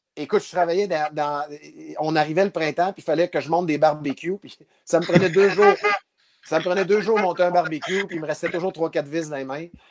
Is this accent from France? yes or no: no; Abitibi, Quebec, Canada; moved away; also born or lived in Val-d'Or; je viens de la BTV, de Val d'Or. Euh, même, je viens encore plus loin que ça. Je viens d'une ville qui n'existe plus